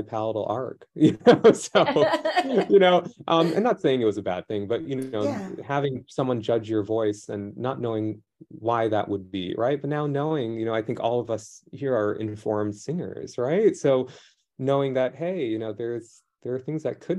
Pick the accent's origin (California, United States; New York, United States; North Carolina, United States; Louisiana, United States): New York, United States; New York City; growing up in New York City school public system